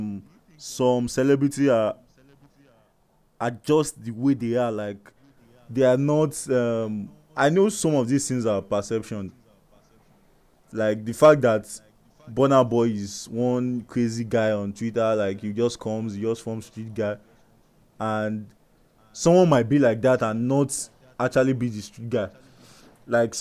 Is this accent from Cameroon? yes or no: no; Nigeria; Like us being Nigerians, like we just feel like, okay, I'm a Nigerian.